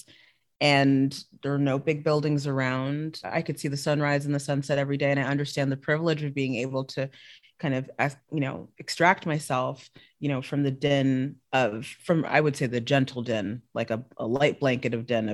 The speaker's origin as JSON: {"language": "English", "country": "South Africa", "tie": "born or raised there", "also_born_or_lived": "Los Angeles", "moved": "yes", "said": "I grew up in South Africa for a good portion of my life"}